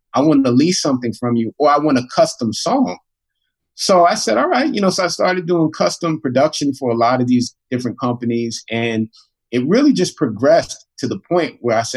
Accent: New York City, New York, United States; I grew up in Queens, New York

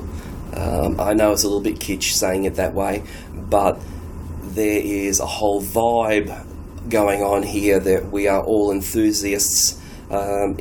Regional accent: Sydney, New South Wales, Australia; I'm from Sydney, Australia.

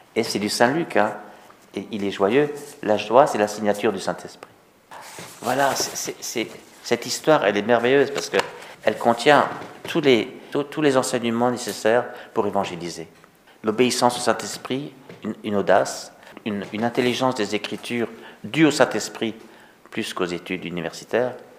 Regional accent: Togo; chez nous au Togo

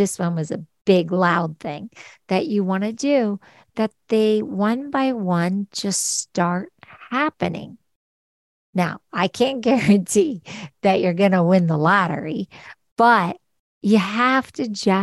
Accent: Philadelphia, Pennsylvania, United States; we're both from Philadelphia

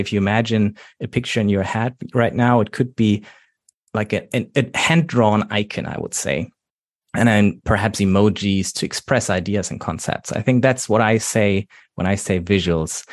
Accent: Germany; accent: German; English is a second language; I'm coming from Germany, by the way, how you might already know from my accent.

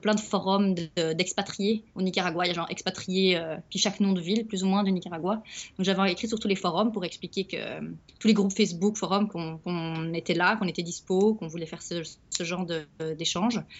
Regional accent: Belgium; moved away; je suis belge.

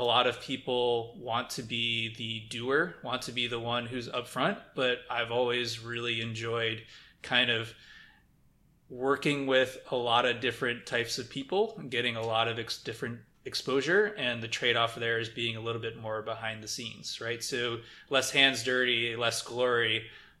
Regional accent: Midwest, United States; growing up in the Midwest

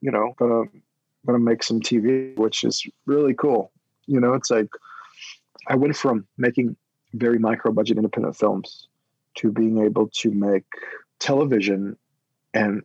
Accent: Oklahoma, United States; I am a native from Oklahoma

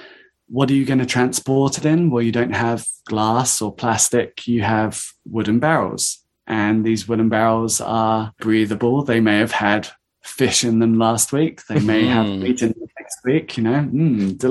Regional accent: United Kingdom; we're British

